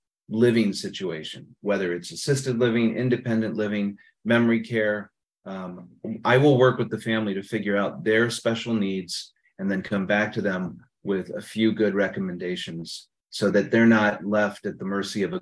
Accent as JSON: {"language": "English", "region": "Northeast Ohio", "country": "United States", "tie": "born or raised there", "also_born_or_lived": "San Francisco, California", "said": "I was born in San Francisco, but my dad got transferred to Cleveland when I was 7 years old. So pretty much from a young age till now, I've lived in Ohio and most of it in the Northeast section. I actually live in the same subdivision I grew up"}